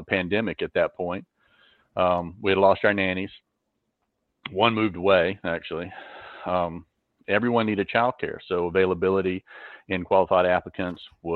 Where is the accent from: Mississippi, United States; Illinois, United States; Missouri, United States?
Mississippi, United States; Mississippi Delta, United States; moved away as an adult; now in South Florida, United States; I grew up in the South, Mississippi to be exact, the Delta